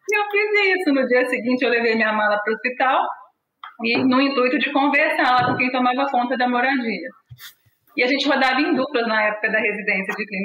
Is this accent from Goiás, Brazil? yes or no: no; Minas Gerais, Brazil; now in São Paulo, Brazil; E aí eu me formei na Universidade Federal de Juiz de Fora, eu sou mineira